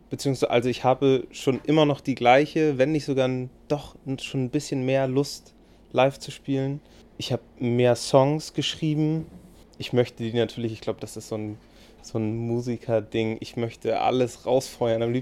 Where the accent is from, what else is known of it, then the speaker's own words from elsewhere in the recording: Hamburg, Germany; born there; Also ich bin ein groß, als gebürtiger Hamburger, ein großer Hamburg-Verfechter natürlich.